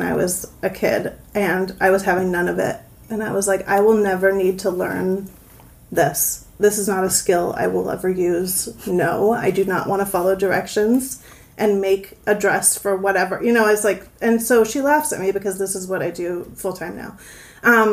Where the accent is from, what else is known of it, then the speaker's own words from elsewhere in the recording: Somerville, Massachusetts, United States; also born or lived in Baltimore, Maryland; I grew up in Somerville, Massachusetts, actually in Davis Square.